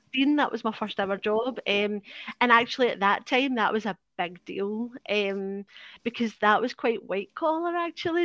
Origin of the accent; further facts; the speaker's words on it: Glasgow, Scotland, United Kingdom; I'm from Parkhead, which is the east end of Glasgow